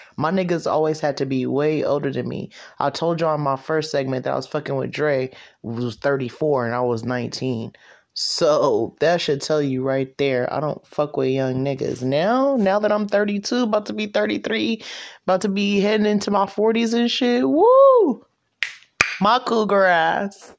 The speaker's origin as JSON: {"language": "English", "town": "Stockton", "region": "California", "country": "United States", "tie": "born or raised there", "said": "I was born in Moorfield. She literally went into labor, Moorfield, Stockton, California"}